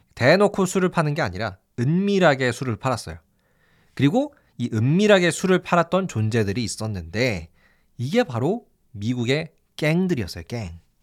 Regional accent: South Korea

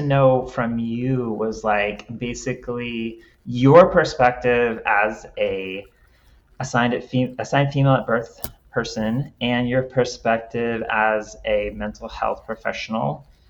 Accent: Texas, United States; moved away; also born or lived in Cincinnati, Ohio; I'm from Texas.

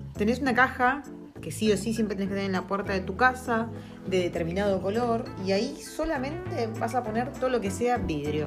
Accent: Argentina; now in New Zealand; nosotros como argentinos

